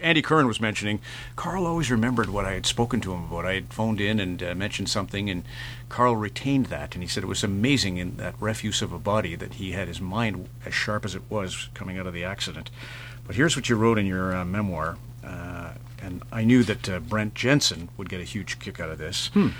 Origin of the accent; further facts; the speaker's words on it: Sault Ste. Marie, Ontario, Canada; filled with Canadians like the ones I grew up with in Sault Ste. Marie.